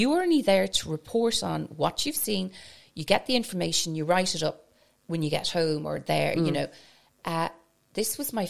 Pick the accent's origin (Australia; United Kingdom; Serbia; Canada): United Kingdom; Scotland; now in Ireland; I suppose because where I grew up in Scotland, we'll say I go to England and I'm the only Irish person. Because I grew up in Scotland, very cosmopolitan area.